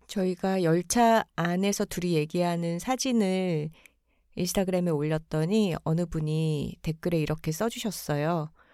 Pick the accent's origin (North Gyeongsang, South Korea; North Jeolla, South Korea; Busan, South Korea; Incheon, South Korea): Busan, South Korea; now in Seoul, South Korea; 저희는 부산에 어린 시절에 살았기 때문에